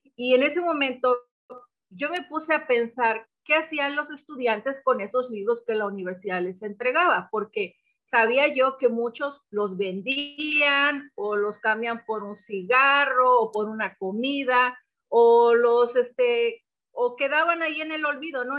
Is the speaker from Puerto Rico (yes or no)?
no; Papantla, Veracruz, Mexico; moved away; also born or lived in Poza Rica / Tuxpan; yo nací en la ciudad de Papantla